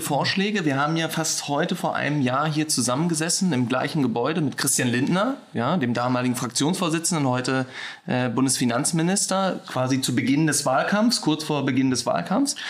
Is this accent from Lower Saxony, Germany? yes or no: no; Berlin, Germany; als gebürtiger Berliner